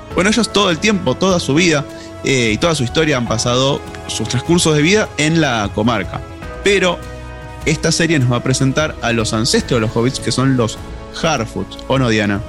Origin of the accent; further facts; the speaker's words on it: Argentina; accent: Argentine; mi acento argentino